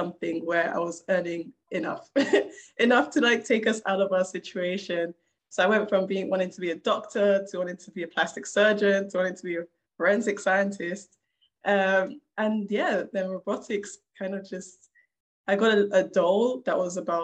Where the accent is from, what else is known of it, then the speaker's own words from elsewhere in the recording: London, United Kingdom; I was a kid growing up in South London, not the best of areas